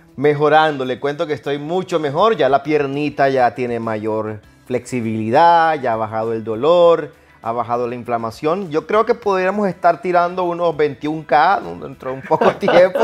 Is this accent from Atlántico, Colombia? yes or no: yes; Barranquilla, Atlántico, Colombia; Reciban un abrazo así barranquillero, como dicen en mi pueblo